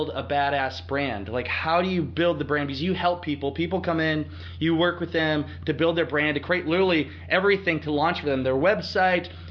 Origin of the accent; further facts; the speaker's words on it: Northeast Iowa, United States; I'm a guy from Northeast Iowa, small town